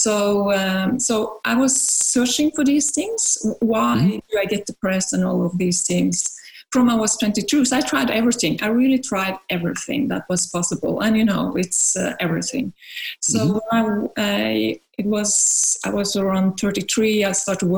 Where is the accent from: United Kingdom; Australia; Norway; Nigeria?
Norway; now in France; I'm from Norway, but living in France.